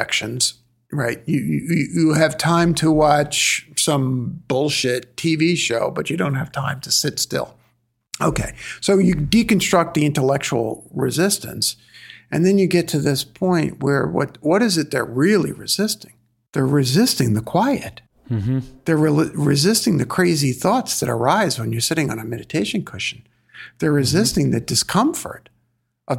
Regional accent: New York City, New York, United States; I'm from Flatbush, Brooklyn

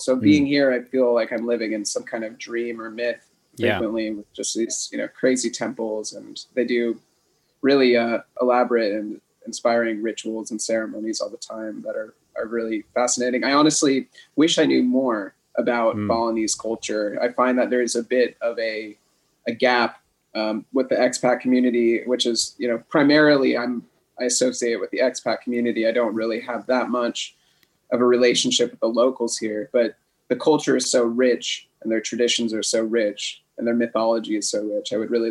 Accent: San Francisco Bay Area, California, United States; moved away as an adult; now in Ubud, Indonesia; I grew up in California, yep. In San Francisco Bay Area.

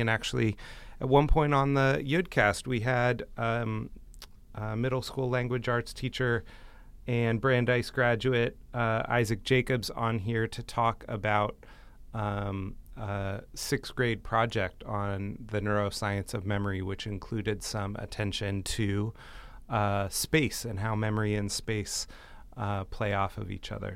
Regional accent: United States; for us as American Jews

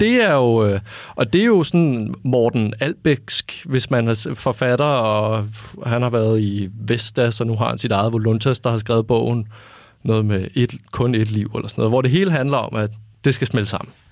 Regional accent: North Zealand, Capital Region of Denmark, Denmark; jeg er vokset op i Nordsjælland

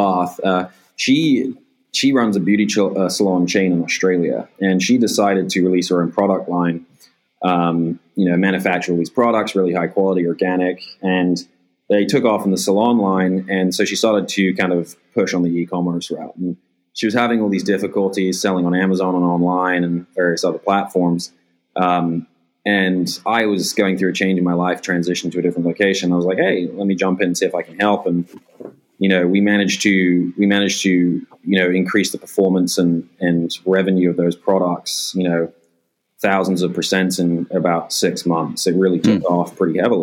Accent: England, United Kingdom; now in United States; I grew up in England

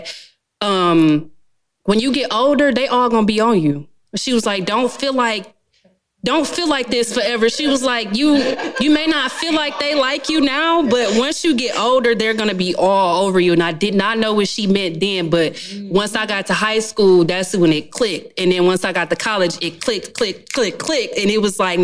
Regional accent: Detroit, Michigan, United States; moved away; I'm originally from Detroit, Michigan

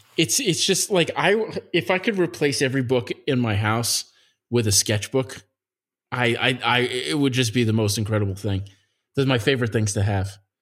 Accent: Nassau County, Long Island, New York, United States; I grew up in Nassau County, which is next to Queens.

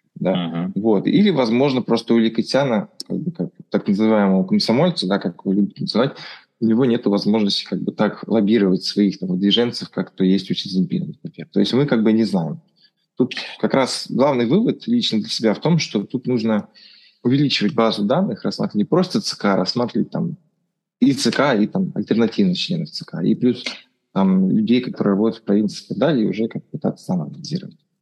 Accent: Russia; у нас в России

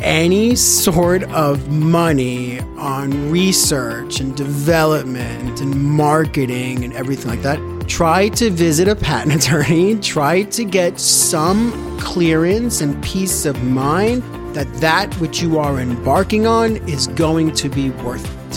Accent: New York, United States; moved away as an adult; now in Jerusalem, Israel; I moved from New York, where I'm from

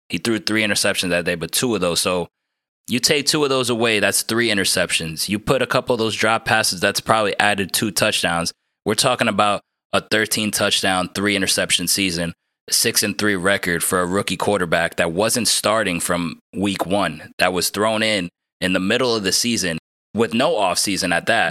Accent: New Jersey, United States; I'm from New Jersey

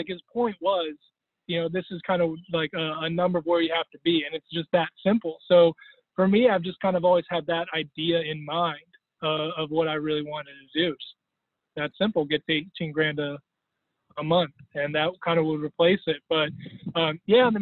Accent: Cleveland, Ohio, United States; also born or lived in Bethlehem, Pennsylvania / Allentown, Pennsylvania; now in Columbus, United States; originally born in Cleveland

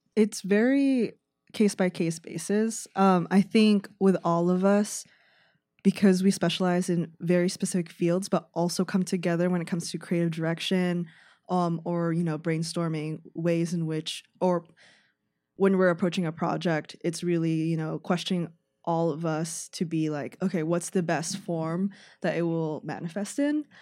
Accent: San Francisco Bay Area, California, United States; moved away as an adult; now in Chicago, United States; I'm actually from San Francisco Bay Area. Um, I moved here for college

